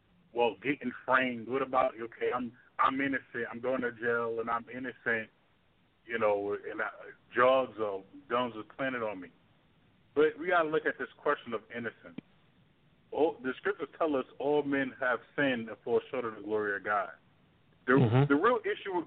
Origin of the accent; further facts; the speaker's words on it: New York City, New York, United States; I grew up in Brooklyn, New York